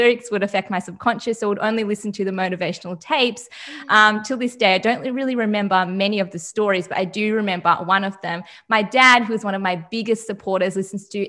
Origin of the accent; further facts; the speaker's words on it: Melbourne, Victoria, Australia; I am 22 and I'm from Melbourne, Australia.